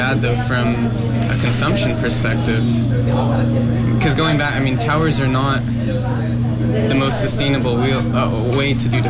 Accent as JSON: {"language": "English", "town": "Portland", "region": "Oregon", "country": "United States", "tie": "born or raised there", "moved": "yes", "lives_now": "Vancouver, Canada", "said": "I grew up in the Portland area"}